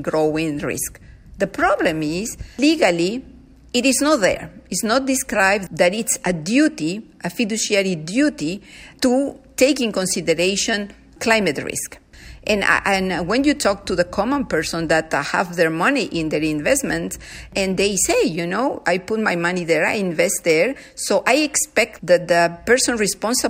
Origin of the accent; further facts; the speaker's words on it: Peru; now in Canada; I come from Peru. I was raised by people living modestly